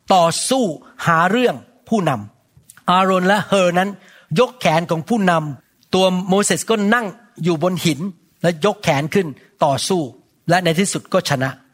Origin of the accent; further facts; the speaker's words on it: Thailand; now in United States; คนไทยเรา